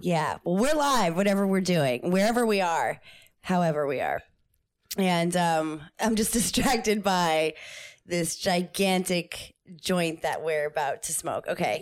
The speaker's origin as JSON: {"language": "English", "region": "New Jersey", "country": "United States", "moved": "yes", "said": "I am from New Jersey"}